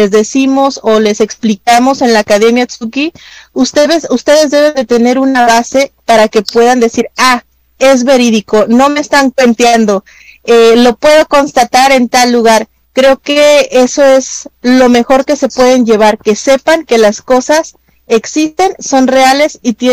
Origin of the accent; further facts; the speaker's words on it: Mexico; claro, claro, somos, somos mexicanos, aunque Rob es mitad mexicano. Más o menos mexicano.